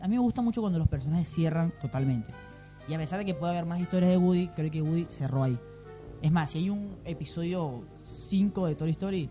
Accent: Venezuela; Yo soy venezolano, no tengo nada que ver con Argentina

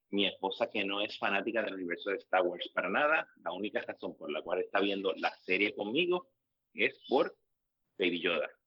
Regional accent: Puerto Rico; Como americano puertorriqueño que soy

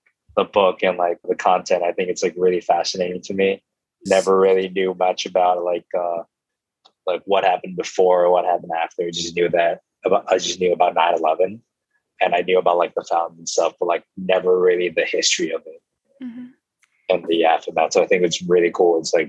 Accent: Thailand; now in New York, United States; I'm from Thailand.

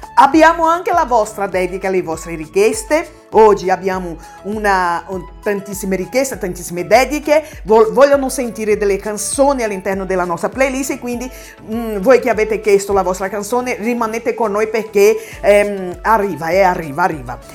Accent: Salvador, Bahia, Brazil; Italian is a second language; sono brasiliana, esattamente di Salvador, Bahia

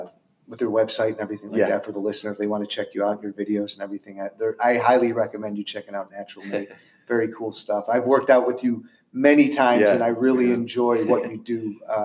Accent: New York, United States; We have one. My hometown.

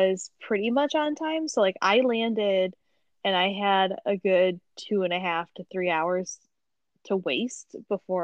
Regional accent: Buffalo, New York, United States; I'm like so from Buffalo

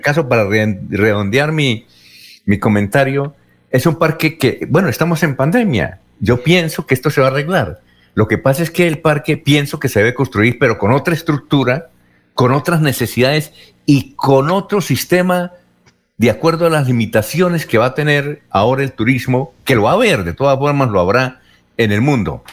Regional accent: Barichara, Santander, Colombia; allá en, mi pueblito

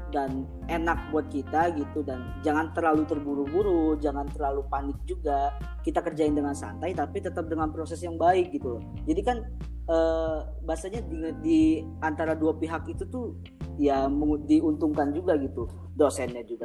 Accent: Bogor, West Java, Indonesia; Uh, eh, gue dari Bogor ya

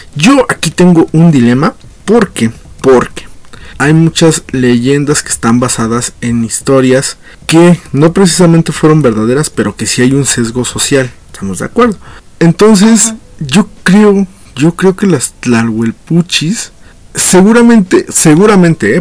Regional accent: Mexico; lo que somos como mexicanos

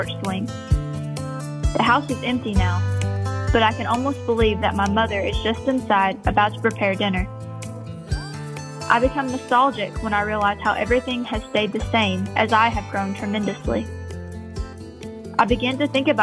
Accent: Stanton, Kentucky, United States; I grew up in Stanton, Kentucky.

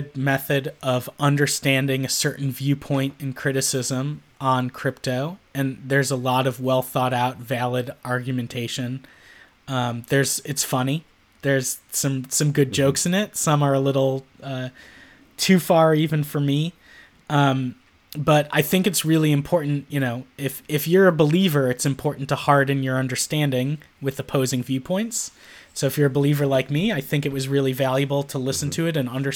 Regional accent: Chicago, Illinois, United States; I grew up in Chicago during the three-peat era

